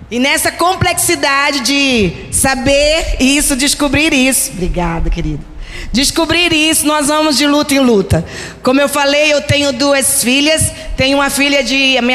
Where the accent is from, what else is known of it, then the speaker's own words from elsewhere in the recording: Recife, Pernambuco, Brazil; moved away; Eu sou de Recife. Você vai ver um sotaque um pouco diferente, meio misturado. Mas faz 33 anos que eu estou aqui.